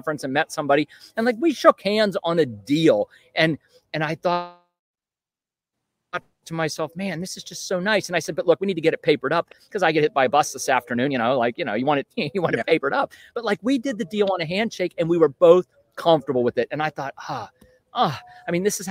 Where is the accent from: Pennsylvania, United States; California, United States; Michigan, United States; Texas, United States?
Pennsylvania, United States; Western; moved away as an adult; also born or lived in Northern Virginia; I grew up in Western Pennsylvania